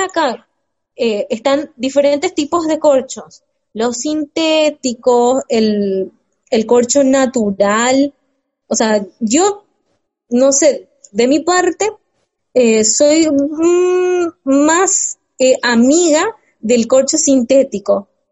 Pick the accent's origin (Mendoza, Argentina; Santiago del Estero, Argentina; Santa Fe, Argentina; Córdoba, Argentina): Mendoza, Argentina; soy tan mendocina